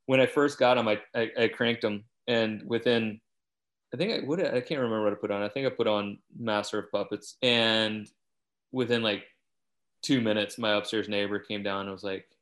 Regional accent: Louisiana, United States; moved away; I grew up in Louisiana where if you try to dig a basement, it's full of water

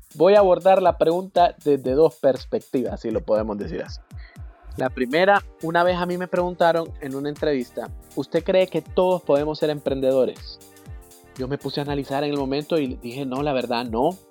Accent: Honduras; somos 8 millones de hondureños

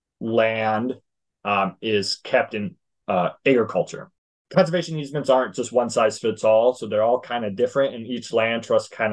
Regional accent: South Dakota, United States; I grew up in South Dakota

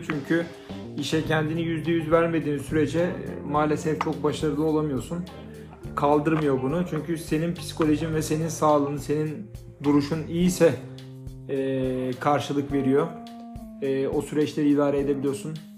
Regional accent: Manisa, Turkey; Manisalıyım. E, ee, 13 yaşından beri tezgahtayım.

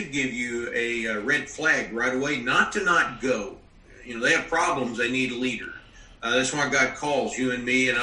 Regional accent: Western Kentucky, United States; I grew up in Western Kentucky. I lived in the military a long time

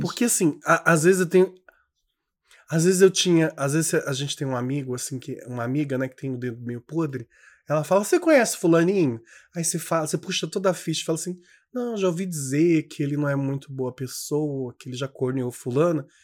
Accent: Tocantins, Brazil; also born or lived in Federal District, Brazil; eu sou tocantinense, assim, de alma, de criação, mas eu nasci mesmo, fui parido mesmo no Distrito Federal.

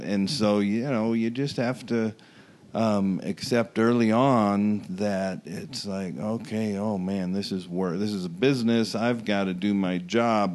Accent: Omaha, Nebraska, United States; growing up in Omaha

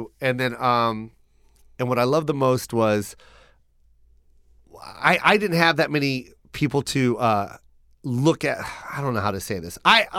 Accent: Seattle, Washington, United States; I grew up in Seattle, Washington. All my best friends, Korean.

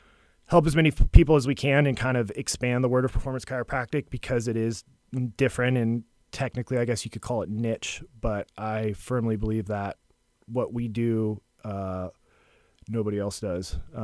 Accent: California, United States; moved away as an adult; now in Seabrook, United States; I'm from California, so I just escaped.

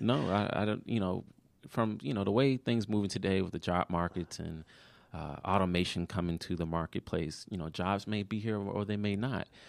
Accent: Maryland, United States; moved away; also born or lived in Georgia

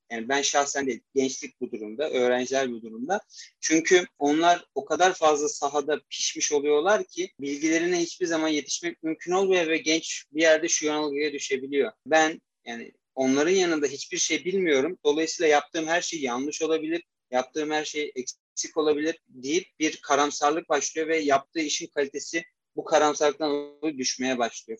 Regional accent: Istanbul, Turkey; also born or lived in Erzurum; 1996 İstanbul doğumluyum. Aslen e, Erzurumluyum.

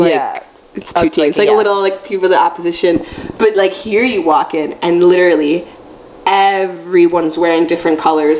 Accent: United States; I'm very American in a lot of ways.

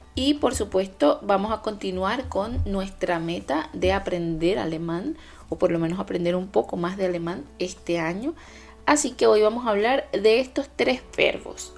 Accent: Venezuela; now in Germany; Mi Venezuela, mi país de origen

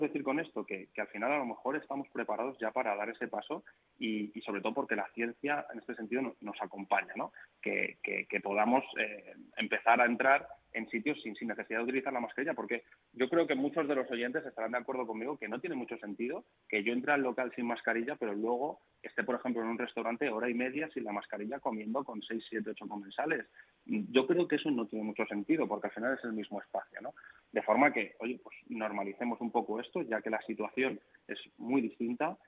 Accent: Alcorcón, Community of Madrid, Spain; yo no he nacido en Alcorcón, yo nací en Madrid, pero he vivido toda mi vida en Alcorcón, he ido al colegio en Alcorcón, he pasado mi adolescencia en Alcorcón

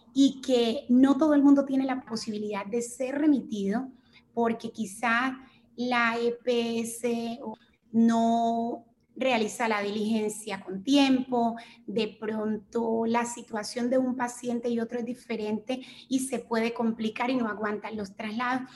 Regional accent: Chocó, Colombia; moved away as an adult; also born or lived in Bogotá; me fui a la ciudad de Bogotá porque en el departamento del Chocó tampoco tenemos facultades de medicina

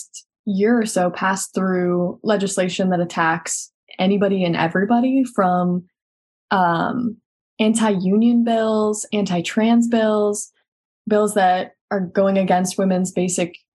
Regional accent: Maine, United States; moved away as an adult; also born or lived in Texas / Massachusetts; now in Florida, United States; I was born in Texas and then quickly like moved up to Maine, which is like, was a really interesting place to grow up

